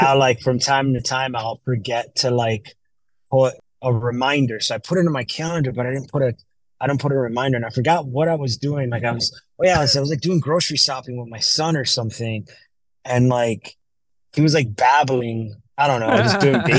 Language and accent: English; Miami, Florida, United States; I'm from Miami